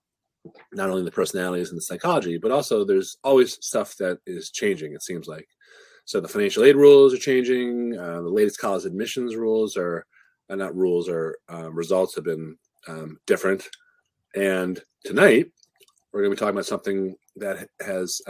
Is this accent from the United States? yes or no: yes; Newton, Massachusetts, United States; Newton, Massachusetts, where I'm from